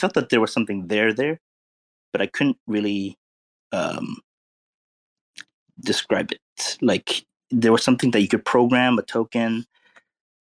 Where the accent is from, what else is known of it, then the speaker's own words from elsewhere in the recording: Los Angeles, California, United States; grew up in California. You know, grew up around LA in the Asian enclave